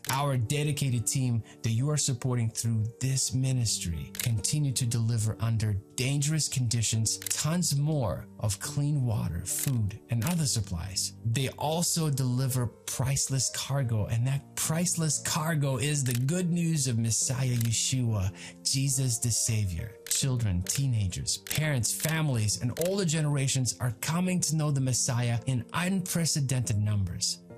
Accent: Ukraine; now in United States; The battle continues in my home country of Ukraine.

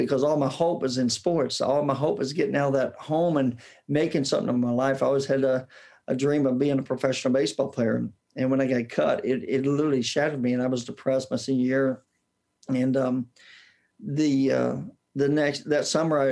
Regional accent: Indianapolis, Indiana, United States; accent: southern drawl; I was born and raised in Indianapolis, Indiana, and that's where I got my southern drawl.

